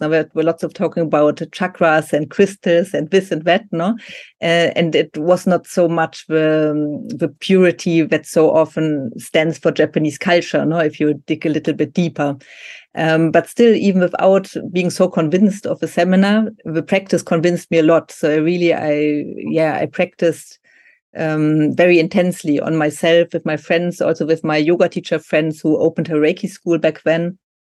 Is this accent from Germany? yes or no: yes; Germany; English is a second language; also born or lived in Argentina; I'm from Germany